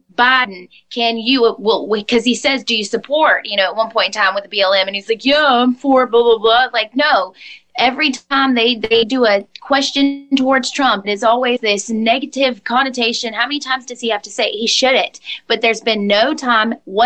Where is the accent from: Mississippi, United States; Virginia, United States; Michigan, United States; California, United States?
Mississippi, United States; I'm from Mississippi